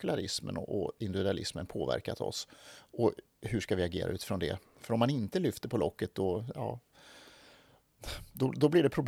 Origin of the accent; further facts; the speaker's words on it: Skåne, Sweden; så jag är uppväxt i Skåne, men, men, känner mig inte riktigt skånsk utan snarare norrländsk och så hamnade jag någonstans eh, eh halv mitt emellan i Småland.